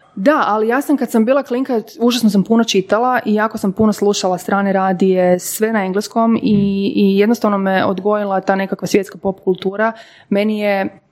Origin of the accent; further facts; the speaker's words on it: Podravina, Croatia; moved away; ja sam iz Podravine e, rodom